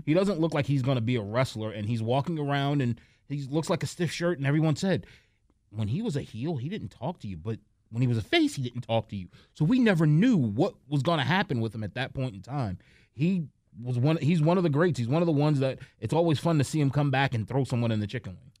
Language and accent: English; New York, United States; as a guy from New York, and I remember watching W C W with my brother and growing up in New York